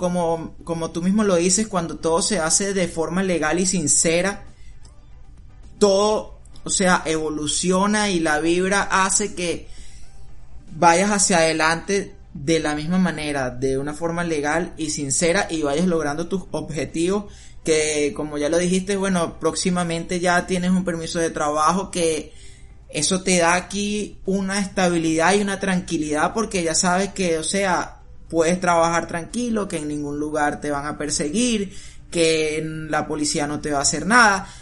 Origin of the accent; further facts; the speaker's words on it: Venezuela; now in United States; yo vine de Venezuela